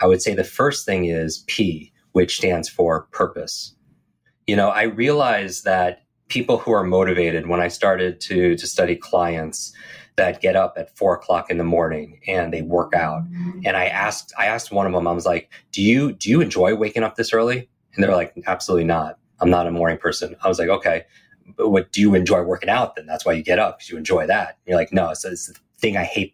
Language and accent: English; Northeast, United States; I grew up in the Northeast